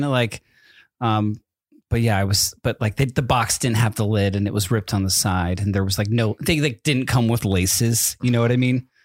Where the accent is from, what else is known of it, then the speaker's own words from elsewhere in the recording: East Coast, United States; moved away; growing up on the East Coast